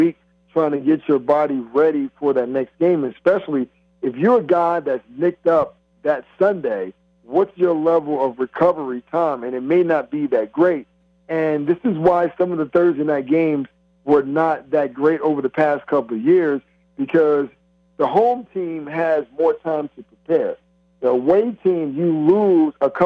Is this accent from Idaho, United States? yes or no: no; Florida, United States; moved away; my home state of Florida